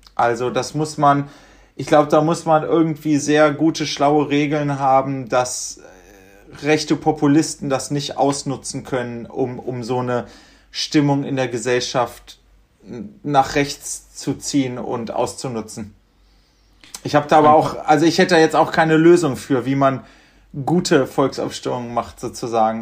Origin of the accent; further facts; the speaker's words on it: Göttingen, Lower Saxony, Germany; now in Berlin, Germany; wir kommen ja aus Göttingen